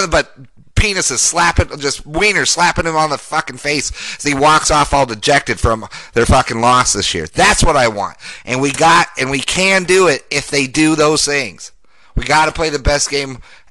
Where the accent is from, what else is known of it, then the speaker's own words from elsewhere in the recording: Denver, Colorado, United States; Grew up, born and raised in Denver, Colorado